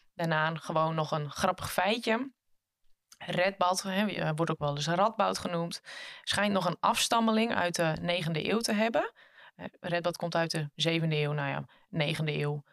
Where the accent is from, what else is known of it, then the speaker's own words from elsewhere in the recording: Frisians, Friesland, Netherlands; als Friezen